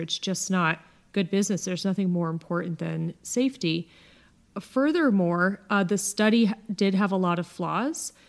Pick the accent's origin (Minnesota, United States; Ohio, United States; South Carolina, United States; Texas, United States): Ohio, United States; Akron; also born or lived in California; now in Dallas, United States; my hometown of Akron